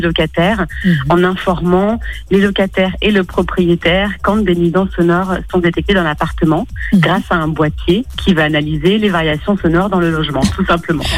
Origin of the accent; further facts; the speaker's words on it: Lyon, Auvergne-Rhône-Alpes, France; je suis lyonnaise